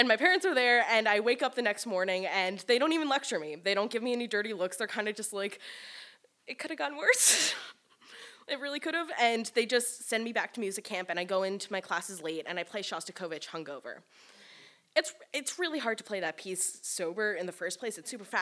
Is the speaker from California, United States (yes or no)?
no; New York City, New York, United States; I grew up in New York City